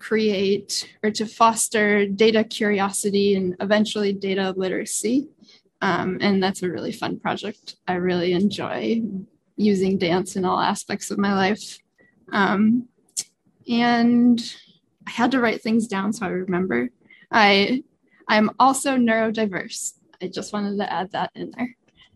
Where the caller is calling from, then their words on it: Boston, Massachusetts, United States; I am coming at you from Boston, Massachusetts, in the States.